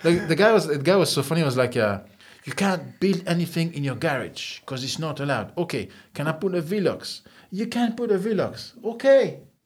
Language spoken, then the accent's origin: English; a small village north of Nice, Provence-Alpes-Côte d'Azur, France; moved away as an adult; now in Ireland; No, I'm from the countryside. I was born in Nice, but I'm from the countryside, you know.